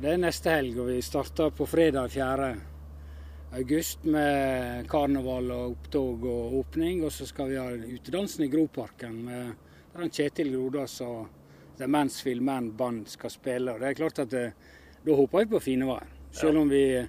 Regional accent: Hornindal, Norway; i heimefjella i Håndalen

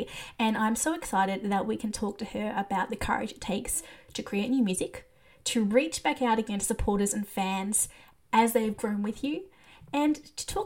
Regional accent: Australia; I'm Australian

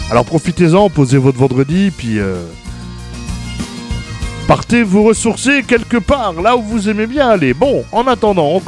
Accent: Grand Est, France; Ah oui, parce que vous le savez, je suis du Grand Est. Et euh, bah, cette semaine, j'ai envie de mettre à l'honneur nos amis de chez nous, de par ici.

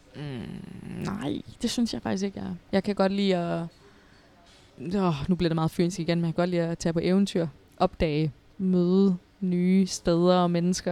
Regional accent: Odense, Southern Denmark, Denmark; jeg er fra Odense og har spillet i OB

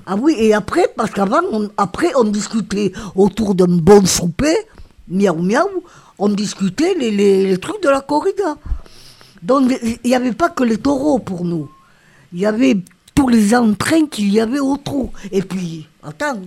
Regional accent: Beauvert, Occitania, France; also born or lived in Nîmes / Côte d'Ivoire; Je suis née à Beauvert. Jusqu'à présent, j'habite ma maison.

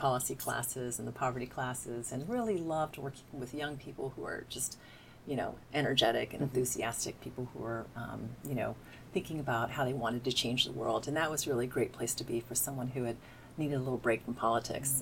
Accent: Evansville, Indiana, United States; moved away as an adult; now in Washington, United States; I grew up in southern Indiana

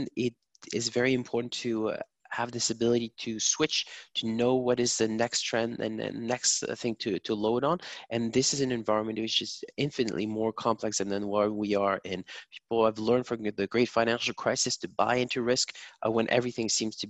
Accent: Germany; accent: German; my German accent

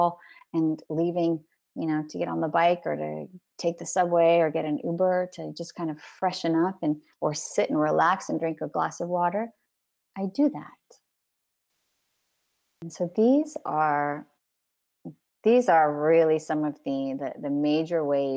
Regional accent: California, United States; moved away as an adult; also born or lived in New York / Los Angeles; now in France; I'm a Californian Parisian, and I'm very proud to be a Californian Parisian.

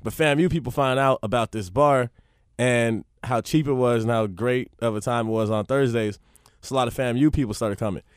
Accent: Miami, Florida, United States; also born or lived in Palm Beach; I was in Miami till the end of middle school and then Palm Beach, which is like an hour north of Miami

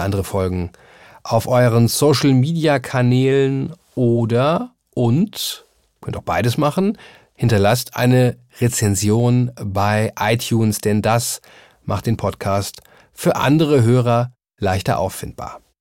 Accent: Germany; als Deutscher

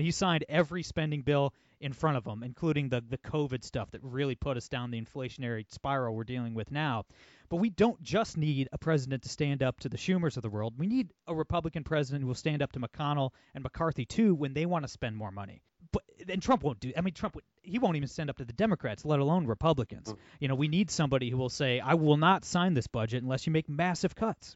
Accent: Ohio, United States; Ohio, my home state

